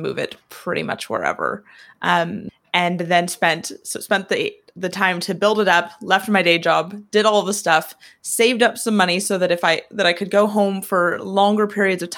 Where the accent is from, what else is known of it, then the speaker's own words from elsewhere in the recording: Oregon, United States; moved away as an adult; now in Northern Ireland, United Kingdom; I'm originally from a small rodeo town in Oregon